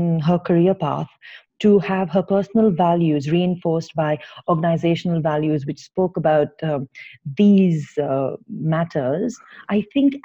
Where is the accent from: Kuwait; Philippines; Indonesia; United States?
Kuwait; moved away as an adult; also born or lived in Ukraine; now in Bangalore, India; I was born and raised in Kuwait